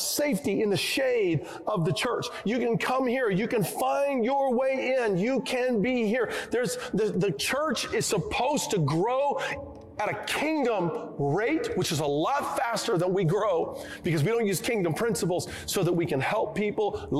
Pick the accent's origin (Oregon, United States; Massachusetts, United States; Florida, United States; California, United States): Oregon, United States; I come from the Northwest. I come from Oregon, where we have lots of trees